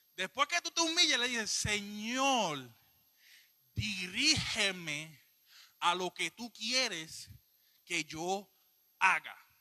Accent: Puerto Rico; yo soy un poquito boricua

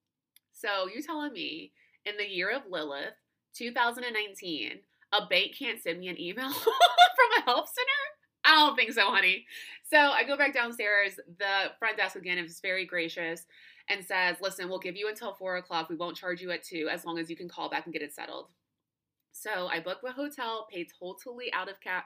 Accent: United States

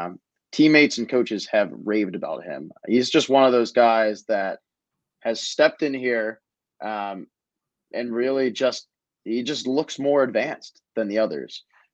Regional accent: Illinois, United States; now in Pennsylvania, United States; I'm going down to Illinois on Friday. I'm trying to leave earlier rather than later, because I think it's like a 9.5-hour drive, but I'm looking forward to getting back to my home state.

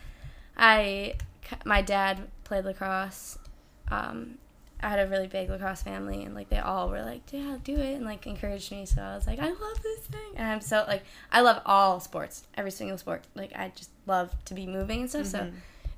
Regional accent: Lafayette, New York, United States; Small city outside of Syracuse.

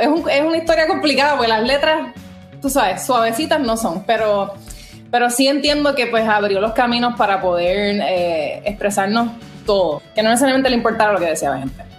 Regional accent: Puerto Rico; moved away as an adult; now in New York, United States; boricua de pura cepa, nací y criada

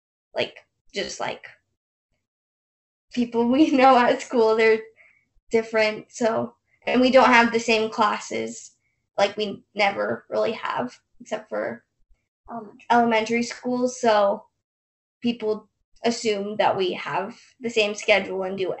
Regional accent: Salt Lake City, Utah, United States; We are 17 and from Salt Lake City, Utah. So we were born conjoined at the pelvis.

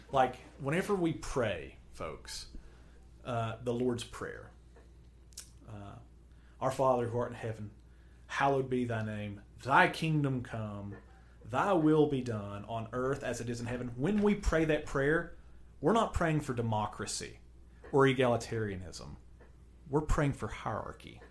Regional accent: United States; I'm an American. We're, we're Americans

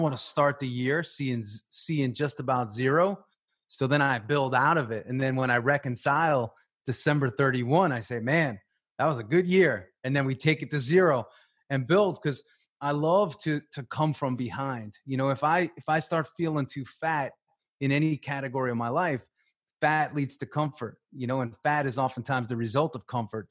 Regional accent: Long Island, New York, United States; moved away as an adult; also born or lived in Tampa, Florida; I grew up in New York on Long Island

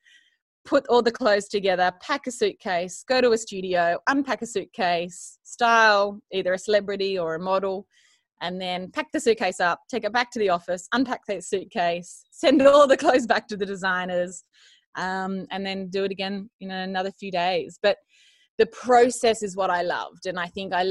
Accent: Bowral, New South Wales, Australia; moved away as an adult; also born or lived in Sydney, Australia; now in Jugiong, Australia; grew up and born and bred in Barrel in the Southern Highlands

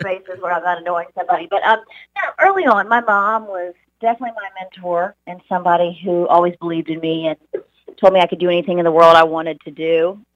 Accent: Charleston, South Carolina, United States; moved away as an adult; now in Dallas, United States; I grew up in Charleston, South Carolina.

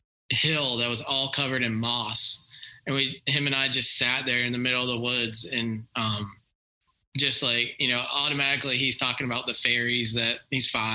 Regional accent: Tampa, Florida, United States; I grew up in Tampa, Florida, so like I was always at the ocean

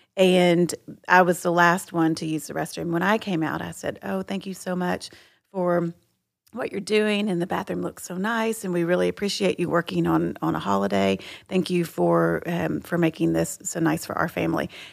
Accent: Texas, United States; I'm from Texas

